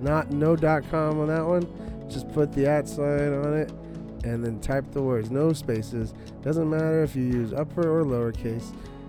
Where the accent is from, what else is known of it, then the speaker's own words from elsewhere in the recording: Irvine, California, United States; I'm from Southern California.